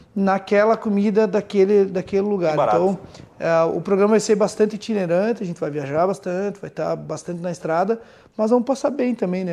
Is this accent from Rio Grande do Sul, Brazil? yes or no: yes; Rio Grande do Sul, Brazil